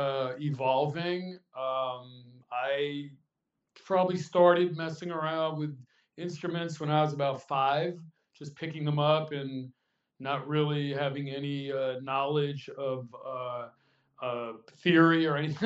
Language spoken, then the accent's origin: English; Dix Hills, New York, United States; moved away as an adult; also born or lived in Los Angeles, California; now in New York and Los Angeles, United States; I am originally from Long Island, New York, a place called Dix Hills